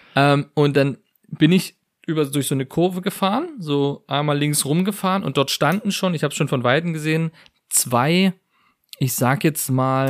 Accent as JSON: {"language": "German", "country": "Germany", "said": "als Deutscher"}